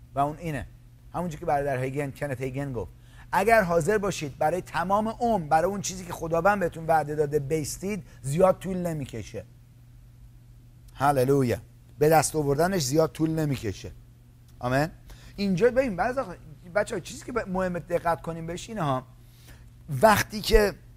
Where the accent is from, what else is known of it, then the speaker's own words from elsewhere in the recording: Iran; من از ایرانی هستم ما از همون جایی که شما اومدید منم اومدم